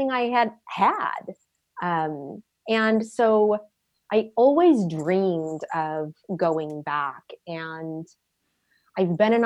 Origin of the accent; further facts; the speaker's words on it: Southern California, United States; moved away as an adult; also born or lived in Dublin, Ireland; now in Ireland; I came from Southern California, where if something was 20 years old, it was old